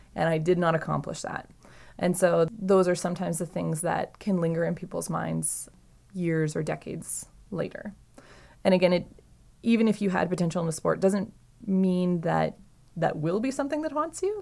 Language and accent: English; Saskatchewan, Canada; I'm from Saskatchewan